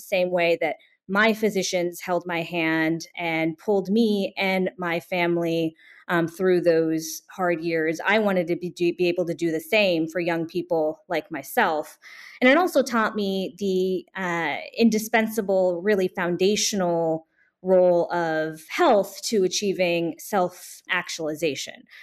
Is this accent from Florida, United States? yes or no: no; Bay Area, California, United States; now in New Jersey, United States; when I was a high school student in the Bay Area, California.